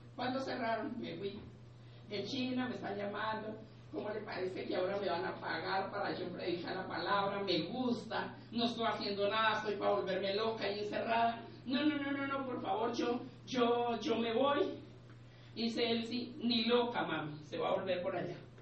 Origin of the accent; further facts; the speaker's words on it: Pitalito, Huila, Colombia; now in Bogotá, Colombia; yo soy de Pitalito Huila, eh, llevaba muchísimos años, llevo muchos años aquí en Bogotá